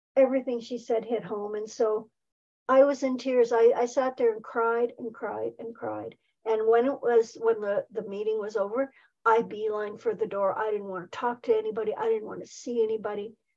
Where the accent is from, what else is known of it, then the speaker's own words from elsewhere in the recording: Saskatoon, Saskatchewan, Canada; moved away as an adult; also born or lived in Nelson, British Columbia; now in near Nelson, Canada; was back in Saskatoon.